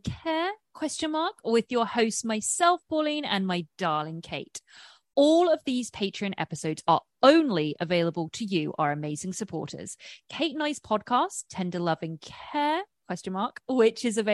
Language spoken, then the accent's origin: English; about 40 miles west of London, South East England, United Kingdom; moved away as an adult; now in Los Angeles, United States; I am born and raised in England. I live in Los Angeles.